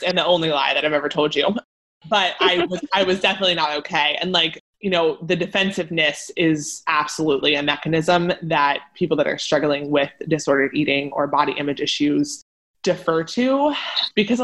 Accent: Pennsylvania, United States; Like Elle and I grew up in Pennsylvania

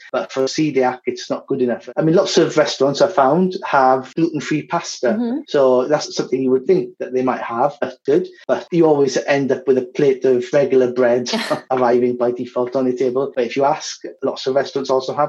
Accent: Wales, United Kingdom; moved away as an adult; also born or lived in Barcelona, Spain / Zaragoza, Spain; now in Madrid, Spain; I'm from Wales originally, and I've been in Spain, mostly in Madrid, for over 10 years now

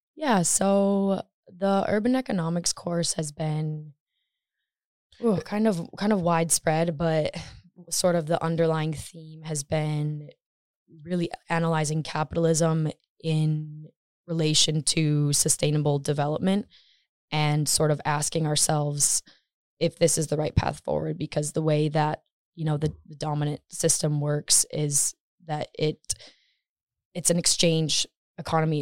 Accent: Michigan, United States; moved away as an adult; now in Stockholm, Sweden; I'm from Michigan, U S

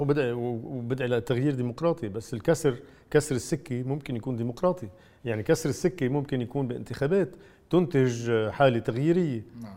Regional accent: Lebanon; انا كثير مسرور كلبناني

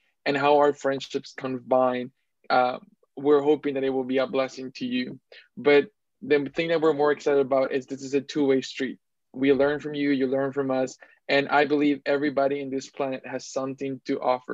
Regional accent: Bogota, Colombia; now in Toronto, Canada; I was born in Bogota, Colombia, and I love my people. I love my country.

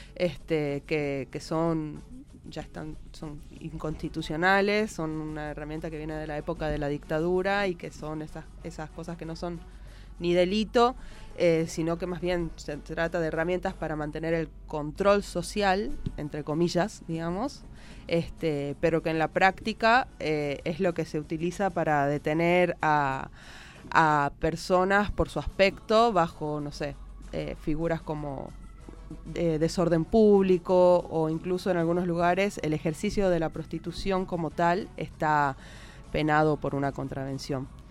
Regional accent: Tucumán, Argentina; en Tucumán, de donde vengo yo

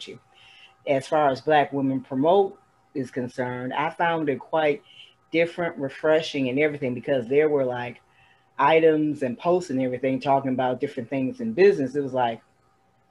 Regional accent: Toledo, Ohio, United States; my hometown, Toledo, Ohio

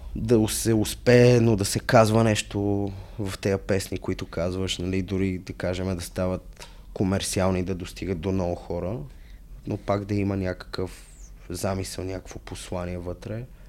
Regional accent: Sofia, Sofia City, Bulgaria; аз съм израснал в София, в центъра зона Б5

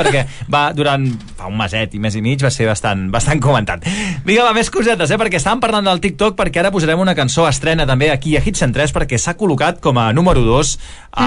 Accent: Valls, Catalonia, Spain; Jo, que sóc de Valls

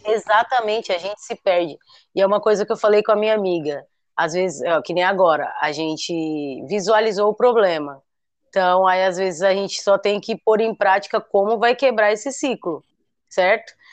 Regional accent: Guarujá, São Paulo, Brazil; do meu sotaque daqui

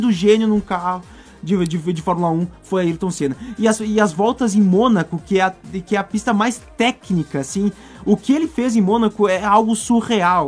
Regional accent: Brazil; Eu sou brasileiro

